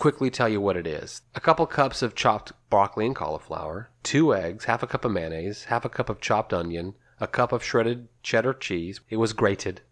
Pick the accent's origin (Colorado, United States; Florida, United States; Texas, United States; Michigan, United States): Texas, United States; we're from Texas